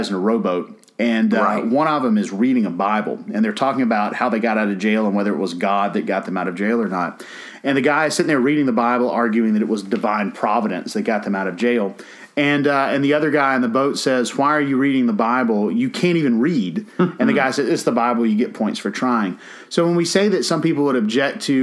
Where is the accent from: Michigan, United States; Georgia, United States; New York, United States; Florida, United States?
Georgia, United States; I'm from Georgia.